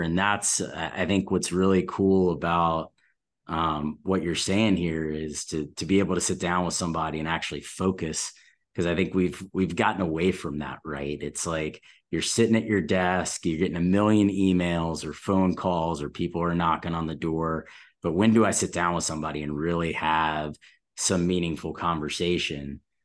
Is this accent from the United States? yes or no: yes; Atlanta, Georgia, United States; I'm from Atlanta